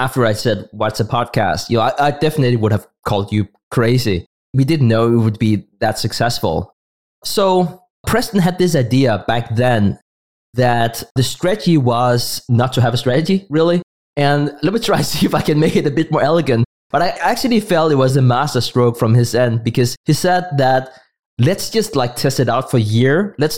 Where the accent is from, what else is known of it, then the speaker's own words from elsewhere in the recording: Denmark; first language Danish; English is a second language; my native tongue, that's Danish